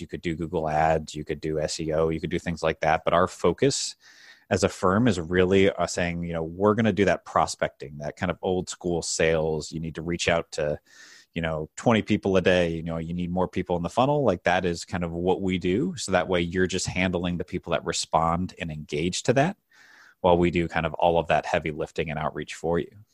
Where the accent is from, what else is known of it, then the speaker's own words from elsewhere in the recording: St. Louis, Missouri, United States; I grew up in Saint Louis, uh, Missouri